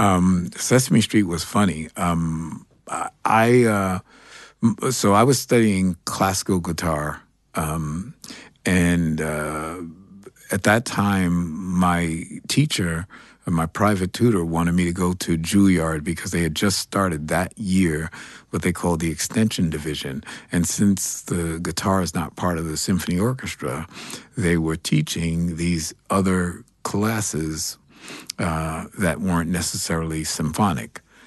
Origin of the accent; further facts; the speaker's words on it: New York City, New York, United States; I grew up here in New York City. Um, I'm a Greenwich Village kid.